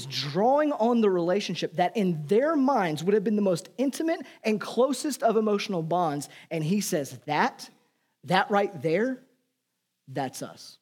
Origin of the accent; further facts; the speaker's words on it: United States; I'm an American